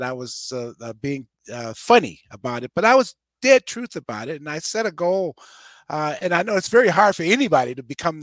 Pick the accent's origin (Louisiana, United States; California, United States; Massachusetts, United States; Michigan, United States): Michigan, United States; Detroit; born and raised in Detroit, Michigan